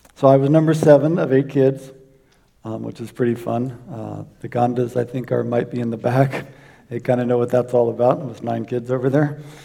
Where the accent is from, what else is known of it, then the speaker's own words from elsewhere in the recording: South Florida, United States; I grew up in South Florida